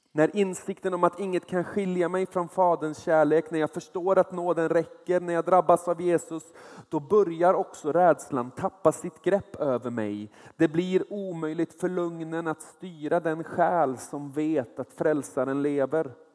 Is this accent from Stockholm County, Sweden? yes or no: no; small place near Nordkroken, Västra Götaland, Sweden; Jag är uppvuxen i ett litet ställe där, där hälften av befolkningen jobbade på Saab. Den andra hälften jobbade på Volvo